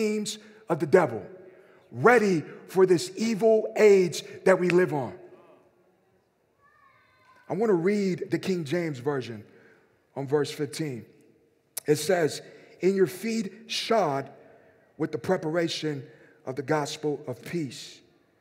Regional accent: Mexico; moved away; I grew up in Mexico, and my uncle lived across the street from me

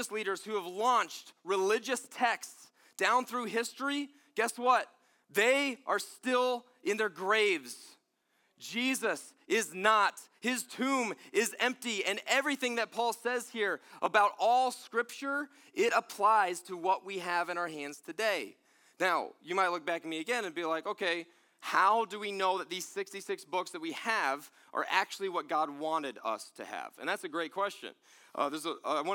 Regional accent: Pennsylvania, United States; I'm from Pennsylvania

